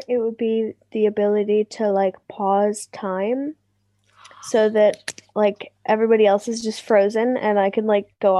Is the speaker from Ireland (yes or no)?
yes; Athy, Leinster, Ireland; I'm from Athy. I'm 15.